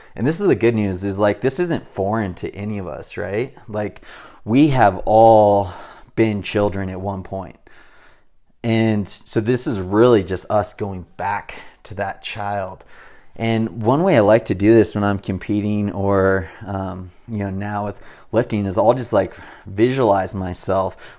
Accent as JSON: {"language": "English", "region": "Southern California", "country": "United States", "tie": "born or raised there", "said": "I was raised in SoCal"}